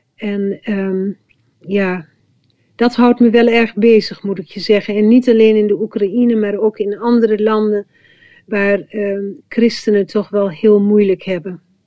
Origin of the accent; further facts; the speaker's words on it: village next to Oldebroek, Gelderland, Netherlands; het dorp wat naast ons dorp lag, in Oldebroek